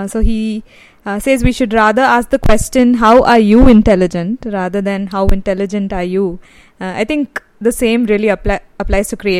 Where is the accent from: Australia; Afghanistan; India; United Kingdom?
India; as Indian designers